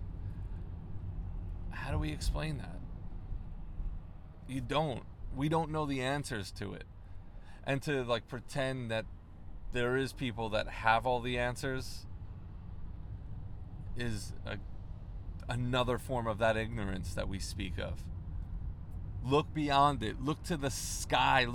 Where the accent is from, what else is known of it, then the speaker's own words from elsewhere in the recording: Long Island, New York, United States; I grew up on Long Island